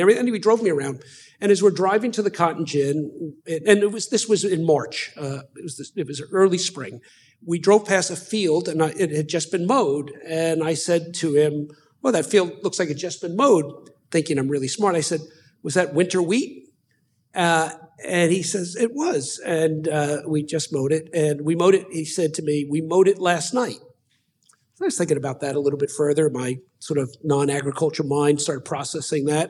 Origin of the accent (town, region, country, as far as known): United States